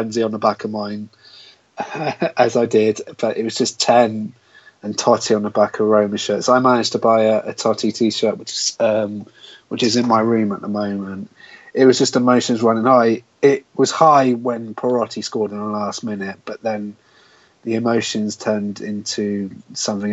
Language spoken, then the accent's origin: English; Swindon, South West England, United Kingdom; I'm born and bred in Swindon